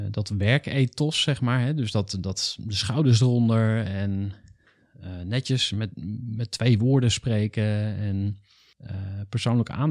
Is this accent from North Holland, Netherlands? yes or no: no; Enschede, Overijssel, Netherlands; born there; 1983, geboren in Enschede, verhuisd.